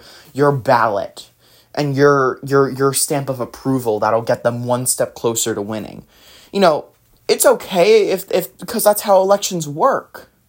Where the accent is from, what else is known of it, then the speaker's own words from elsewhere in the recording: New Jersey, United States; born there; This happened back in the state I was born in New Jersey, in, I believe it was 2017. Chris Christie was our governor.